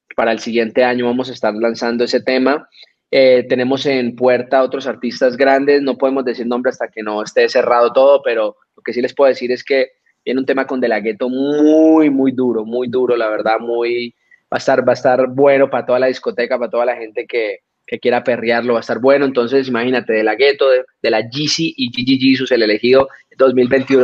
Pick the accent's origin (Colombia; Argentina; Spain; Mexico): Colombia; nosotros como colombianos